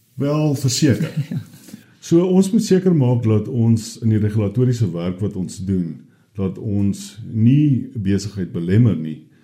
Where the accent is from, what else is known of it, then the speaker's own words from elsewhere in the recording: South Africa; ons as Suid-Afrikaners